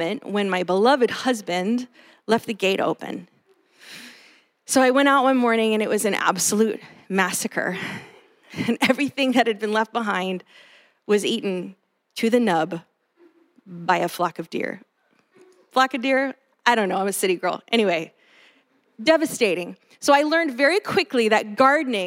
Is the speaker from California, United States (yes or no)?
yes; Los Angeles, California, United States; now in Bay Area, United States; I grew up in Los Angeles, concrete jungle.